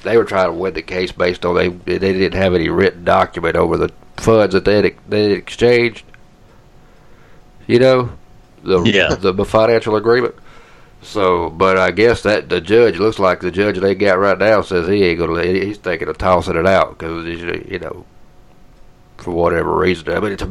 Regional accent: Georgia, United States; now in Ohio, United States; Since I'm from Georgia

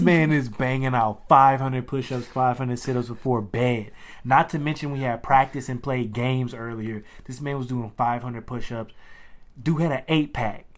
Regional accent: Louisiana, United States; as a kid from Louisiana, like, growing up in the South

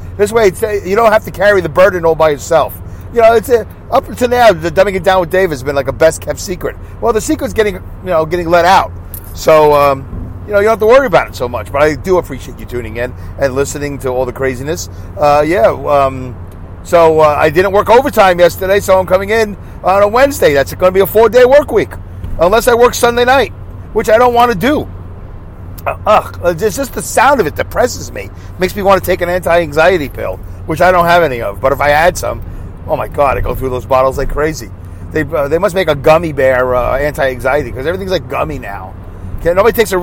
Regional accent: Saugerties, New York, United States; accent: Brooklyn; my hometown of Saugerties

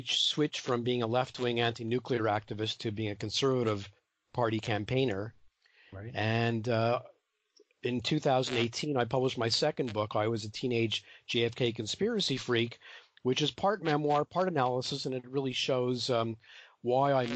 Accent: Canada; I'm from Canada

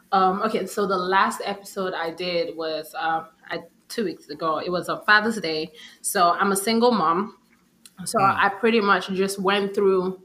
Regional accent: Nigeria; moved away; I went back home because I'm originally Nigerian

